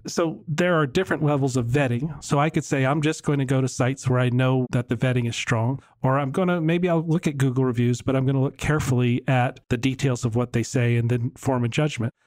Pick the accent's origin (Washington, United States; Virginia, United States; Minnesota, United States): Virginia, United States; now in Dallas, United States; I grew up in Virginia